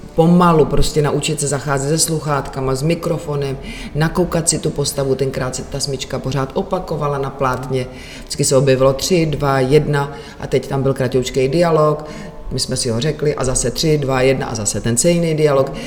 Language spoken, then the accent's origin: Czech; Czechia; u nás v Čechách